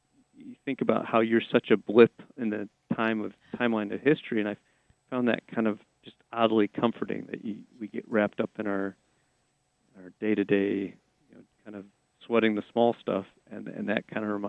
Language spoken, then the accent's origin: English; Midwest, United States; also born or lived in Wisconsin / Michigan / Illinois; I mean, I grew up in the Midwest in Wisconsin and Michigan, Illinois